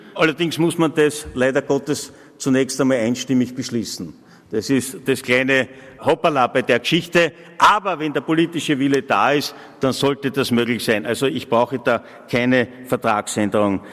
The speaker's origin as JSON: {"language": "German", "country": "Austria", "said": "als Österreicher und Österreicherinnen"}